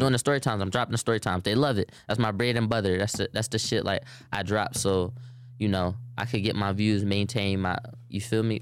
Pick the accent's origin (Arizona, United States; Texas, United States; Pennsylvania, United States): Pennsylvania, United States; Philadelphia; I'm from Philly